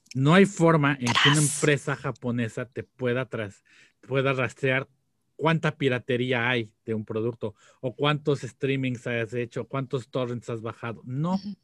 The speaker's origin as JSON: {"language": "Spanish", "country": "Mexico", "tie": "born or raised there", "said": "estábamos creciendo nosotros, en México"}